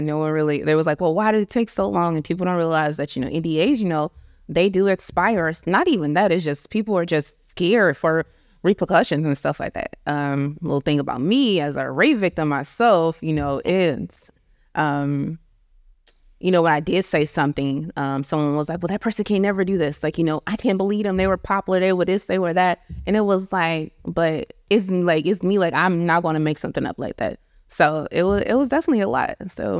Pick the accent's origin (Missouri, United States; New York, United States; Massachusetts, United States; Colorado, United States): Missouri, United States; St. Louis; also born or lived in Long Beach; now in Texas, United States; I live in Texas, but I'm from St. Louis in Long Beach.